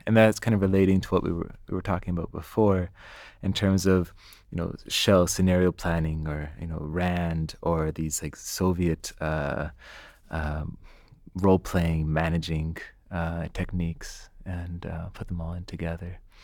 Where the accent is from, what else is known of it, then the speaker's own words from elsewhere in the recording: Canada; I'm Canadian